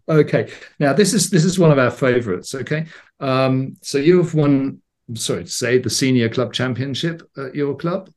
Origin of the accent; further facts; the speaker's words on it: England, United Kingdom; I grew up in England in the '70s